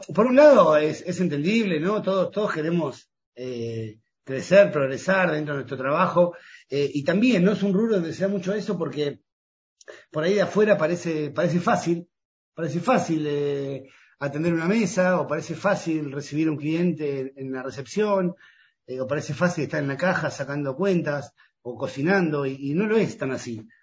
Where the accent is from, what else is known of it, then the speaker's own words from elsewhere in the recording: Pinamar, Buenos Aires Province, Argentina; yo soy de Pinamar